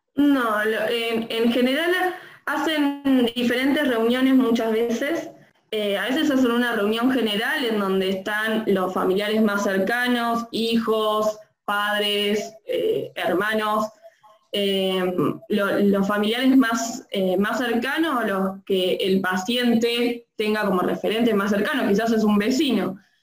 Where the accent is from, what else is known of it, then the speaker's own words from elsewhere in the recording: Tres Arroyos, Buenos Aires Province, Argentina; moved away as an adult; now in Bahía Blanca, Argentina; soy de Tres Arroyos